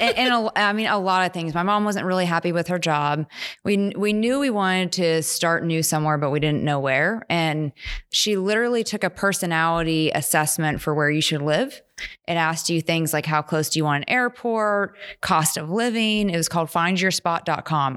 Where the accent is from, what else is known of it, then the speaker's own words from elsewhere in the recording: Morgantown, West Virginia, United States; moved away as an adult; also born or lived in Pittsburgh, Pennsylvania; now in Stillwater, United States; grew up most of, like, high school in Morgantown, West Virginia. And so I spent ten years there